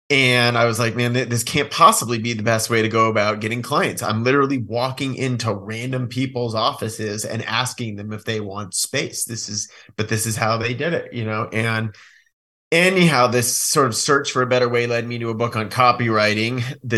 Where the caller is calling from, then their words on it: Bend, Oregon, United States; Bend, Oregon.